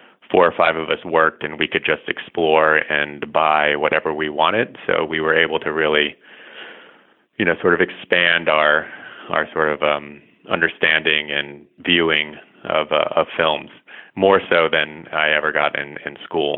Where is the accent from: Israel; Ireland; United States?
United States; Miami, Florida; moved away as an adult; also born or lived in Atlanta, Georgia; now in New York City, United States; I grew up in Miami and sort of slowly made my way out of Florida